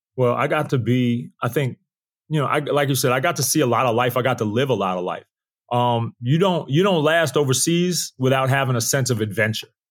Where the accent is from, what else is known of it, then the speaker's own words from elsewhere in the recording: Uniondale, New York, United States; also born or lived in Queens, New York; I was in the suburb of, of New York. It's called, it was called Uniondale